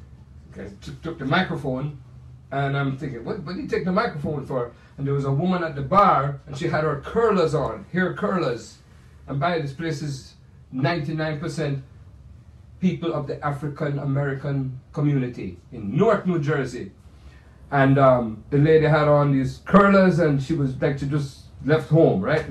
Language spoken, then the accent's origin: English; Kingston, Jamaica; now in United States; the Jamaica that I remember is my home where I was raised up. Kingston, Jamaica